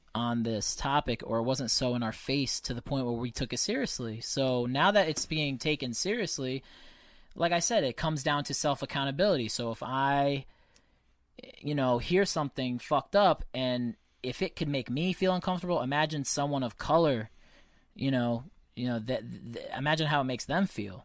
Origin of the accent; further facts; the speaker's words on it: United States; Being an American is great. I take a lot of pride in this country. it's where I was born